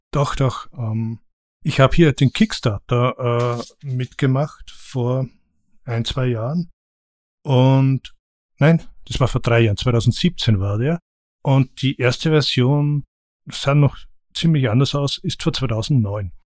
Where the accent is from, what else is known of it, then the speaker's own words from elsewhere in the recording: Austria; als Österreicher